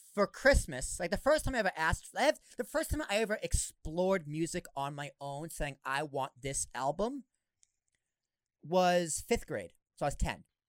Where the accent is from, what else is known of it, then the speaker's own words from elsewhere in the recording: Boston, Massachusetts, United States; I grew up in Boston